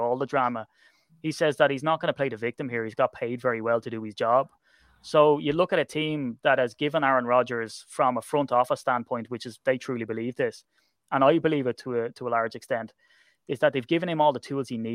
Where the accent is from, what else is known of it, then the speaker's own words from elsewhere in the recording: Ireland; I'm Irish